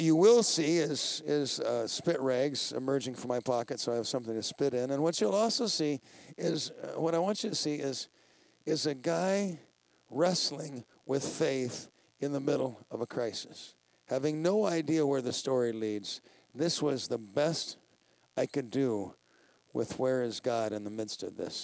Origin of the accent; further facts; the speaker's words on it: Colorado, United States; I'm from Colorado